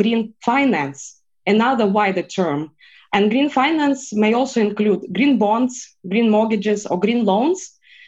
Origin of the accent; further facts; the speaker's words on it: Russia; I am Russian, and I am a Russian lawyer